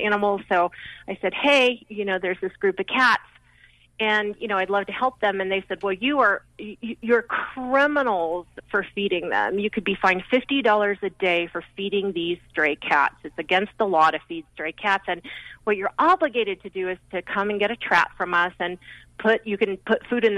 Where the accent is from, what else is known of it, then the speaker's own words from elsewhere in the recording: Salt Lake City, Utah, United States; I grew up in Salt Lake City